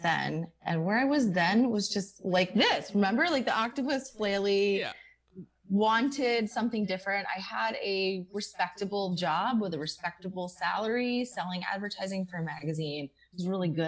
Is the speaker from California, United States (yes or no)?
no; Scranton, Pennsylvania, United States; I'm from Scranton